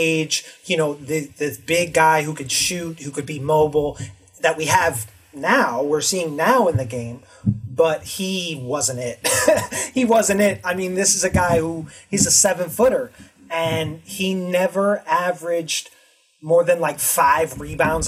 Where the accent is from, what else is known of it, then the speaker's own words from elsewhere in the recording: Chicago, Illinois, United States; I'm from Chicago